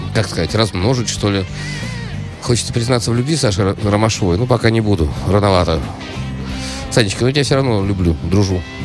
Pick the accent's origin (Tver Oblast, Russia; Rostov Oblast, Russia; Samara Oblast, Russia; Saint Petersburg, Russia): Saint Petersburg, Russia; Я питерский человек, я музыкант, я директор. Ну, я просто обычный правильный петербуржец